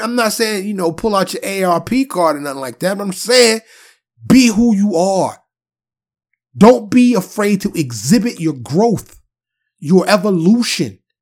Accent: New York City, New York, United States; I was born and raised in New York City, Harlem and the Bronx

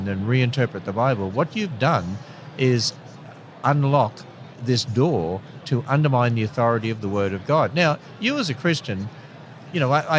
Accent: Australia; I'm an Australian.

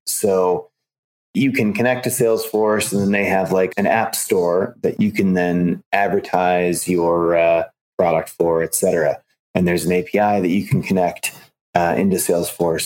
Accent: Chicago, Illinois, United States; I grew up in Chicago

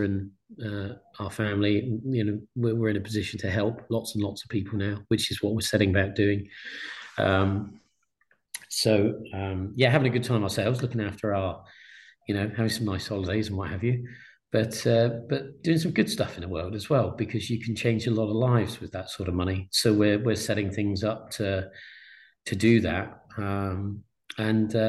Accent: Exeter, South West England, United Kingdom; a town called Exeter, my hometown

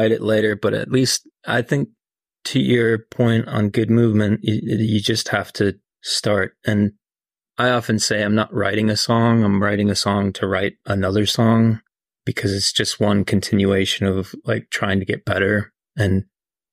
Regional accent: northern Minnesota, United States; now in Nashville, United States; my growing up in small town, northern Minnesota

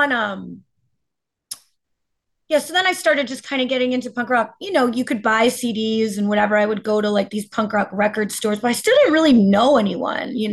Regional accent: New Jersey, United States; I am from North Jersey

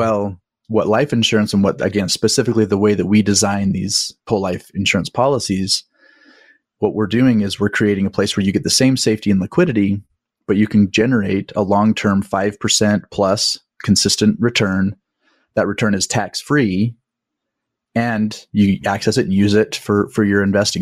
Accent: Utah, United States; I grew up in Utah

